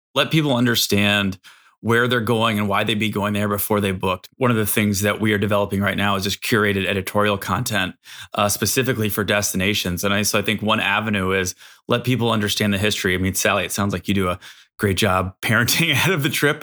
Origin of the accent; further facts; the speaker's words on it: Chicago, Illinois, United States; I'm from Chicago